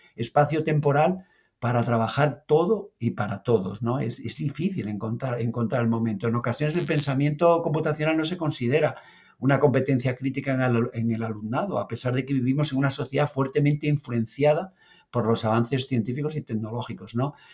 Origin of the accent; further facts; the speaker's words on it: Asturias, Spain; moved away as an adult; now in Lanzarote, Spain; no hablo canario, ¿vale? Soy, bueno, soy asturiano, vengo de Asturias, llevo aquí 11 años ya